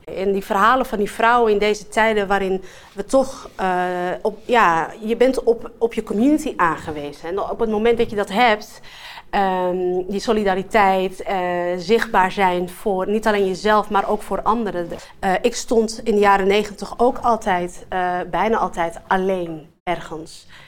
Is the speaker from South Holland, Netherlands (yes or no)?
no; Amsterdam, North Holland, Netherlands; Ik ben een Amsterdammer in hart en nieren, geboren getogen in Amsterdam-West.